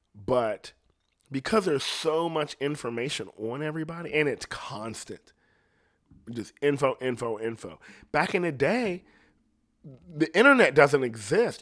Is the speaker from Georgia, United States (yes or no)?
no; Ohio, United States; I'm from Ohio.